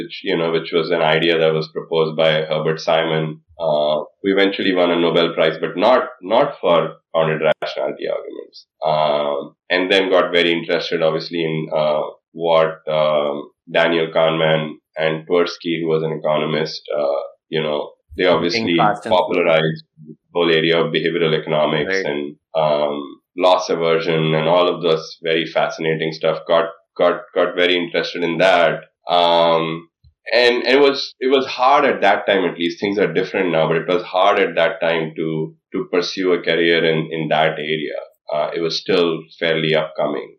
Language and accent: English; India; moved away; growing up in India, well before when I went to high school in India